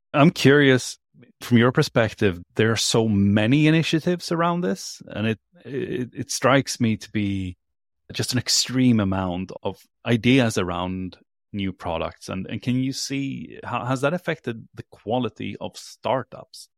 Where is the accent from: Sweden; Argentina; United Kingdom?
Sweden; moved away as an adult; also born or lived in California; I am from Sweden